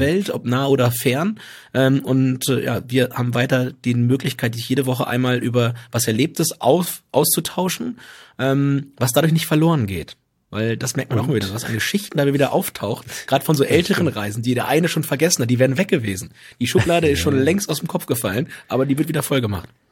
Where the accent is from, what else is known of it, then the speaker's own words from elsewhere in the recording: Southern Lower Saxony, Germany; moved away as an adult; ich einfach Südniedersachse bin